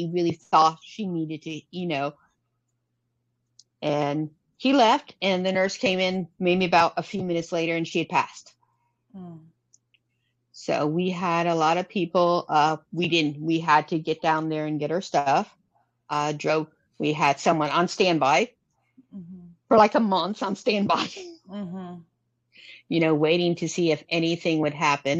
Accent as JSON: {"language": "English", "region": "Florida", "country": "United States", "moved": "yes", "lives_now": "South Carolina, United States", "said": "I'm from Florida"}